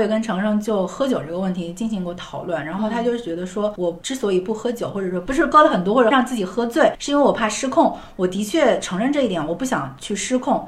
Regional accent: Wuhan, Hubei, China; now in Beijing, China; 当时我妈妈也是不想让我从武汉到北京，虽然是两个城市之间的一个嗯。变化，她其实不想我异地，但是我也是有点就是孤注一掷，我一定要离开我的家乡，背井离乡的那种

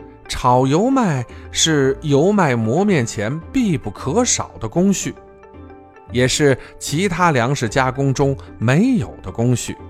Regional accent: Shanxi, China; 粗粮细作是我们山西人适应生存环境的产物

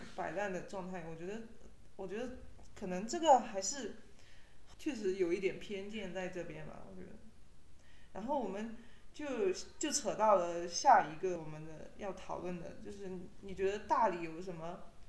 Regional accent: Yunnan, China; now in Dali, China; 我就是云南人嘛，就是在我们云南的土地上，我就觉得我还好，我没有觉得自己像是一个异乡人一样

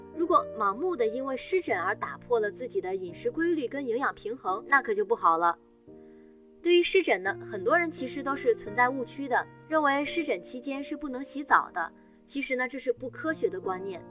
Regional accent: northern China, China; now in southern China; 我是北方人，现在在南方生活

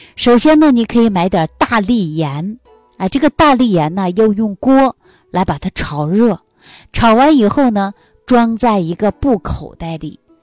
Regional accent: Northeast China, China; moved away; 我们东北老家有这样的一句话

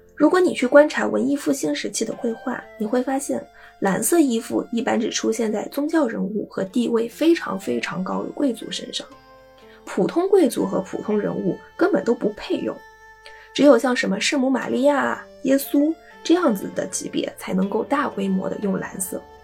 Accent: China; 我们中国人

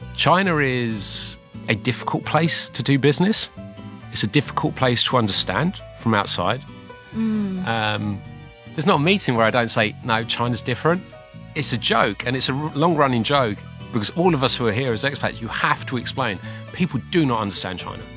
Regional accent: London, United Kingdom; moved away; I'm from London which is difficult to tell now because I've obviously developed this very heavy Shanghainese accent

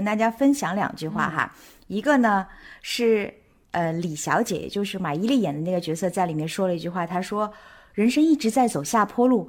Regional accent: Amsterdam, North Holland, Netherlands

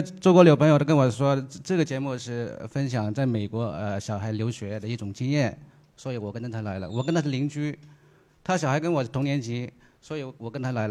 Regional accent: China; 你们不是说我们中国人很浮躁吗？其实我们中国人大多数浮躁，是因为老是想一夜暴富。

